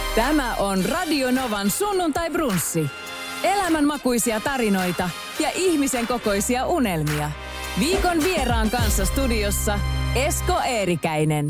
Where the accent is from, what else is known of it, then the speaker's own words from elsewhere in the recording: Espoo, Uusimaa, Finland; mä oon niin mun nuoruuteni viettänyt Espoossa